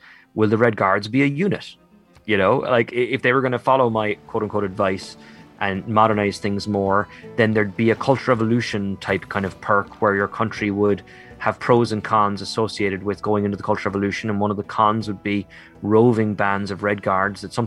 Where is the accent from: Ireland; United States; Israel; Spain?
Ireland; I'm a proud Irish nationalist, and I'm very proud of being Irish